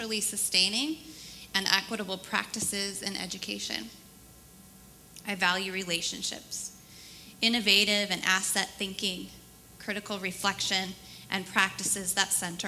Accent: Portland, Oregon, United States; I grew up in the Portland area

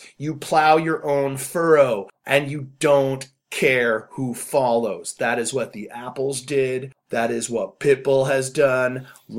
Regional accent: Canada; I'm too Canadian

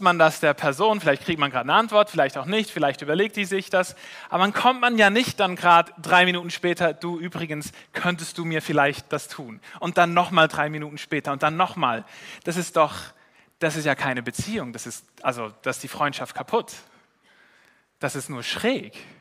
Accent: Switzerland; als Schweizer

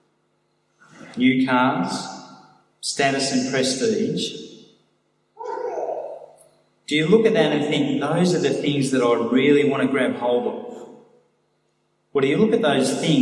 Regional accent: Sydney, New South Wales, Australia; I grew up in Sydney in the 70s and 80s

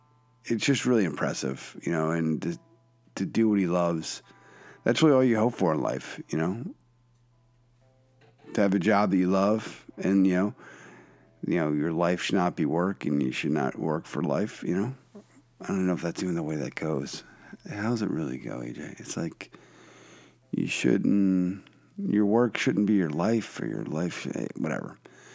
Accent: Philadelphia, Pennsylvania, United States; … from my hometown, city of brotherly love, Philadelphia. It's the place to be.

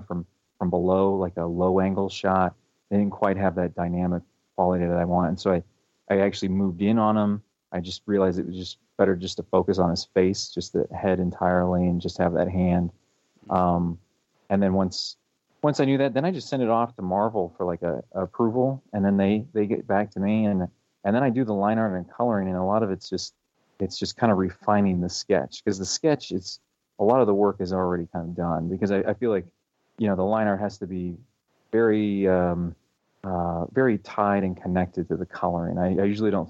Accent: Leavenworth, Kansas, United States; also born or lived in Florida / Panama City, Panama; I think I moved there when I was in second grade. So that's pretty much my hometown

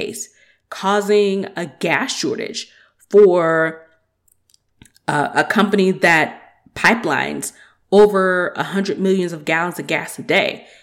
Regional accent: Georgia, United States; also born or lived in Atlanta; I'm from Georgia

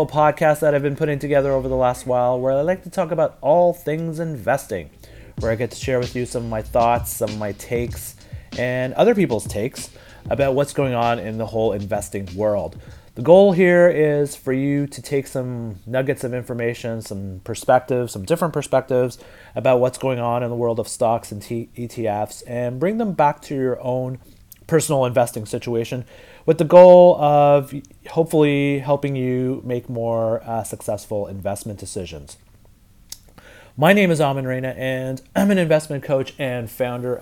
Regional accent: Ottawa, Ontario, Canada; now in Toronto, Canada; I'm not from Toronto. I live in Toronto, but I was born in Ottawa, the capital of Canada

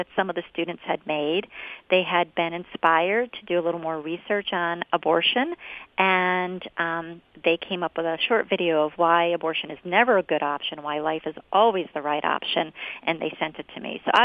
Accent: Scranton, Pennsylvania, United States; I was born and raised in Scranton

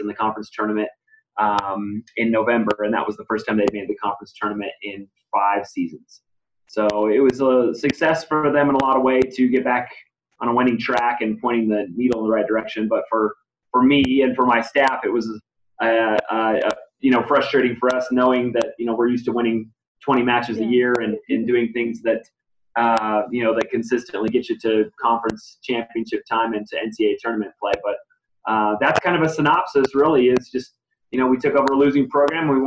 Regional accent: New Mexico, United States; now in El Paso, United States; I'm from New Mexico from high school

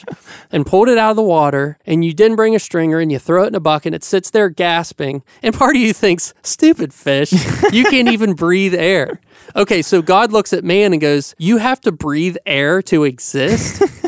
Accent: Appalachia, United States; I'm Appalachian

